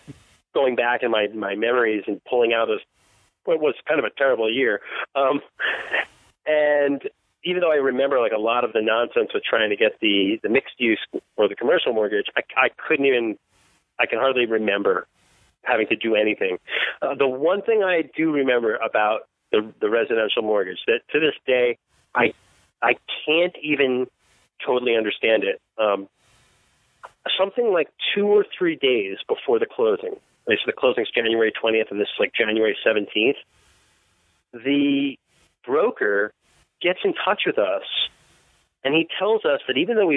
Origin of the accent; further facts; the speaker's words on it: Long Island, New York, United States; I'm from Long Island. Port Washington's about 20 minutes from where I grew up